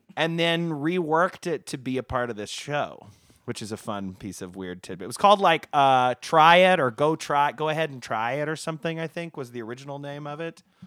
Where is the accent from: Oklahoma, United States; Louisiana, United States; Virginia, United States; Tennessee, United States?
Oklahoma, United States; I'm from Oklahoma